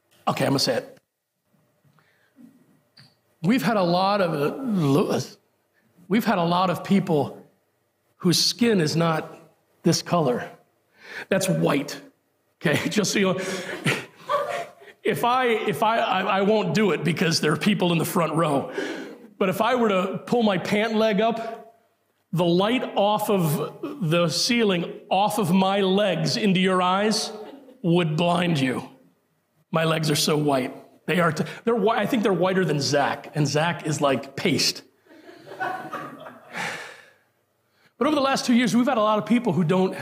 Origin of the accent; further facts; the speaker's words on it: Puerto Rico; moved away; I'm a Puerto Rican by birth.